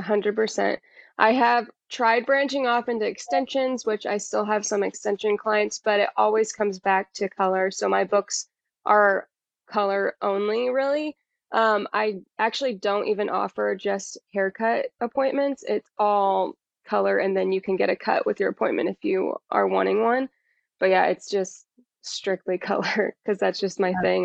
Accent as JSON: {"language": "English", "town": "Indianapolis", "region": "Indiana", "country": "United States", "also_born_or_lived": "Costa Rica", "said": "I'm from Indianapolis"}